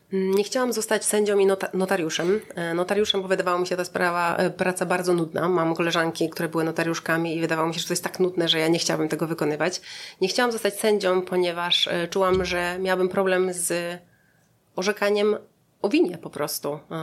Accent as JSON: {"language": "Polish", "town": "Szebnie", "region": "Subcarpathian Voivodeship", "country": "Poland", "also_born_or_lived": "Lublin", "moved": "as an adult", "lives_now": "Warsaw, Poland", "said": "pochodzę z Podkarpacia, e, z Szebni, e, wioski między Jasłem a Krosnem"}